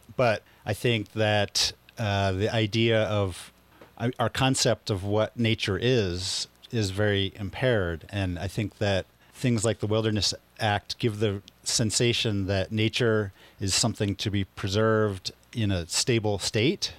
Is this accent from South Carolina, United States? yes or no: no; Philadelphia, Pennsylvania, United States; moved away as an adult; now in Taos, United States; I'm originally from Philadelphia, and, um, I've been here in Taos, New Mexico for the last twenty three years